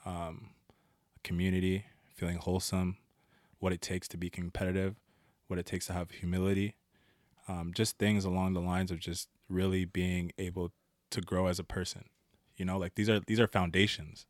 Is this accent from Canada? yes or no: yes; Ottawa, Ontario, Canada; I was born in Ottawa, Ontario. Um, a lot of the time I spent in the East End, eh, around Blair.